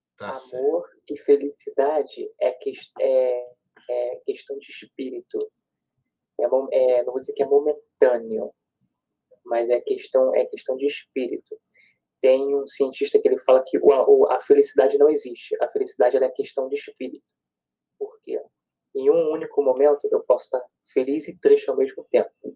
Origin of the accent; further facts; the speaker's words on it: Rio de Janeiro, Brazil; sou daqui do Rio